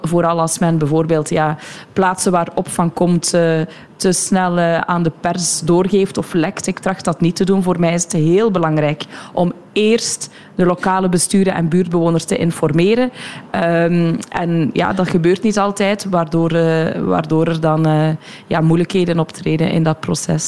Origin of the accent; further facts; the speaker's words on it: Sint-Gillis-Waas, Flanders, Belgium; We zitten hier nu in De Klingen, dat is mijn geboortedorp. Mijn ouders wonen hier nog